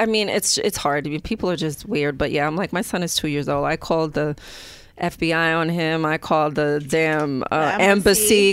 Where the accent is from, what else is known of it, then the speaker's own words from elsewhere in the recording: New York City, New York, United States; also born or lived in Brooklyn, New York; I was born in Brooklyn, grew up in the Bronx